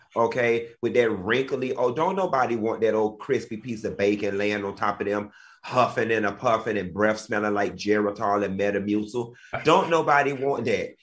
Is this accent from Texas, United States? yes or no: no; Miami, Florida, United States; I'm from Miami